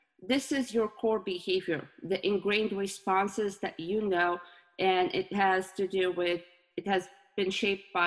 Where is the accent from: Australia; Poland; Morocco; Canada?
Morocco; moved away as an adult; now in United States; My home country is Morocco, and I moved to the US 7 years ago.